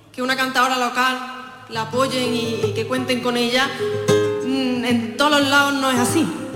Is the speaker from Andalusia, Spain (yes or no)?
yes; Fuente Palmera, Andalusia, Spain